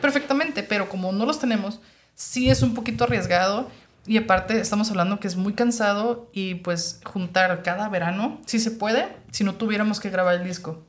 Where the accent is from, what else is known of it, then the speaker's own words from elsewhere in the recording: Mexico; also born or lived in Tijuana; yo que soy mexicana, a veces los mexicanos tenemos una mentalidad